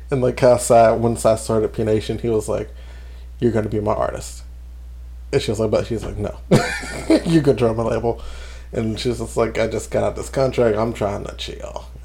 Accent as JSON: {"language": "English", "region": "New Jersey", "country": "United States", "said": "I'm, I'm, I'm a girl from Jersey. You gonna get me? I'm loud."}